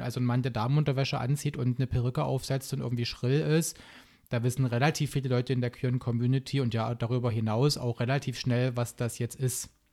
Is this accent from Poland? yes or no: no; Saxony-Anhalt, Germany; also born or lived in Baltic Sea coast; now in Leipzig, Germany; ich bin in Sachsen-Anhalt aufgewachsen und habe ein bisschen an der Ostsee gewohnt, ein paar Jahre